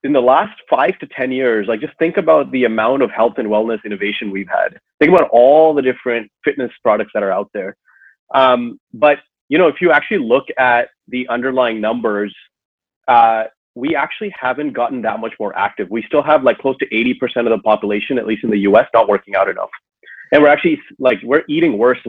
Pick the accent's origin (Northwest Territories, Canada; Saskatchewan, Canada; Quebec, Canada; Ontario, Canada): Ontario, Canada; Toronto; moved away as an adult; now in Seattle, United States; I grew up in Toronto, Canada, and then moved out west about a decade ago or so.